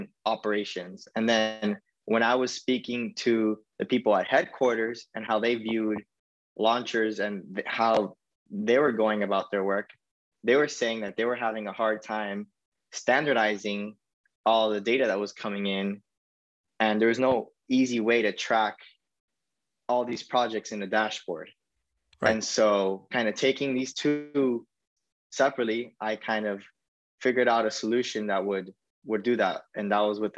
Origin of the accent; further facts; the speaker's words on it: Miami, Florida, United States; in Miami, which is where my hometown is